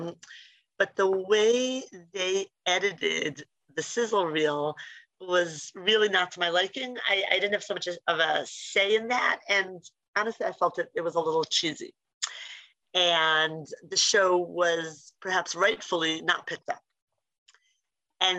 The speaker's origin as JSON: {"language": "English", "town": "Philadelphia", "region": "Pennsylvania", "country": "United States", "tie": "born or raised there", "said": "growing up in Philly, we have Indian next door neighbors"}